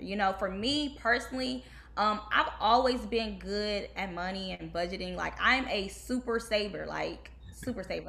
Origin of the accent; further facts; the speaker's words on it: Detroit, Michigan, United States; moved away as an adult; also born or lived in Kentucky; now in Houston, United States; growing up in Detroit